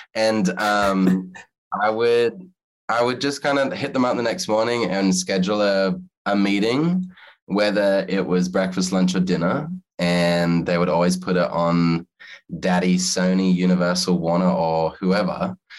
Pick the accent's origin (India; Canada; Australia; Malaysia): Australia; now in United States; And because I'm Australian living in America, I couldn't have another job.